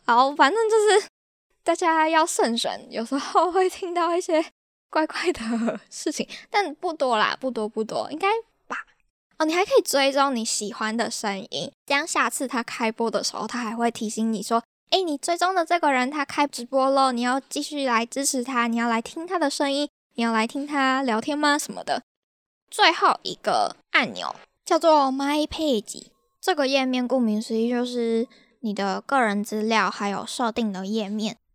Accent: Taiwan; moved away; 我是台湾人

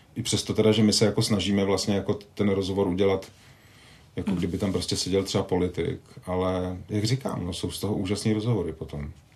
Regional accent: Vrchlabí, Hradec Králové Region, Czechia; Já jsem vyrůstal částečně ve Vrchlabí

